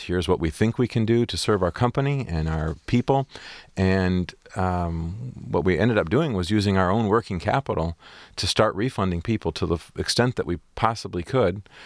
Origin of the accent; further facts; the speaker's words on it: Port Huron, Michigan, United States; I had a great, great growing up on Lake Huron. It's a beautiful, small community